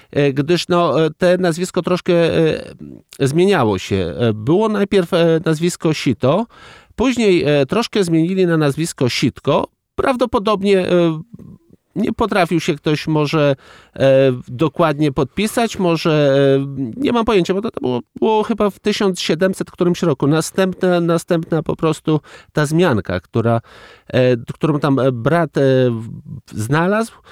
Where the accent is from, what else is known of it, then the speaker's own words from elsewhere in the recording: Bug River valley, Poland; Ja wywodzę się z tamtych terenów, moi dziadowie mój e, tata, e, to są e, nadburzacy od powiedzmy wieków, bo pierwsza zmianka jest od 1640 roku, gdzie było umieszczone w, w jakiejś metryce